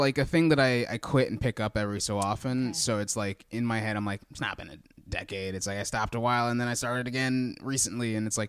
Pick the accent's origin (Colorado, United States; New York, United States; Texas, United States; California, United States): Texas, United States; No, I grew up in Texas.